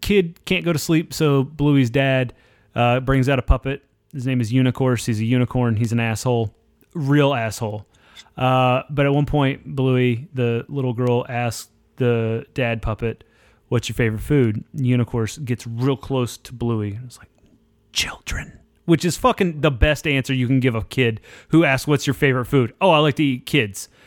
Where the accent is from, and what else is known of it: central Oklahoma, United States; born or raised there